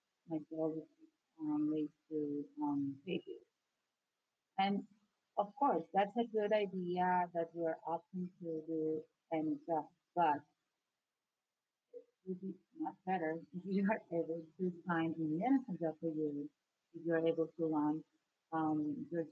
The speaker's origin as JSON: {"language": "English", "country": "Venezuela", "moved": "as an adult", "lives_now": "United States", "said": "I'm from Venezuela"}